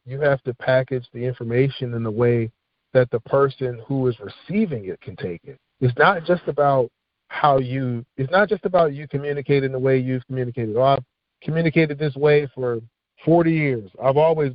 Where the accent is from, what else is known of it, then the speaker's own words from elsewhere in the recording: Philadelphia, Pennsylvania, United States; moved away as an adult; now in Richmond, United States; growing up in Philadelphia